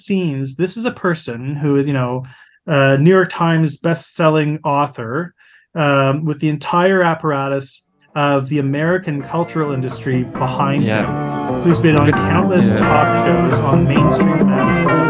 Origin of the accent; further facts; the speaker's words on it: Toronto, Ontario, Canada; moved away as an adult; now in Winnipeg, Canada; I'm from Toronto and I did, you know, I worked in Toronto for several years. Before moving to Winnipeg